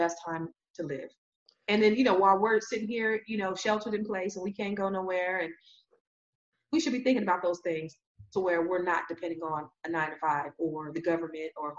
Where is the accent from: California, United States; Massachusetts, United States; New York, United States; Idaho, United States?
California, United States; San Jose; the Silicon Valley, my hometown, San Jose, California